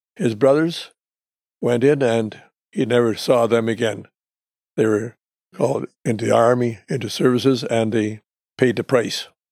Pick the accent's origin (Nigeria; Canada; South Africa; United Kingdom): Canada; I was born in Canada in nineteen thirty-six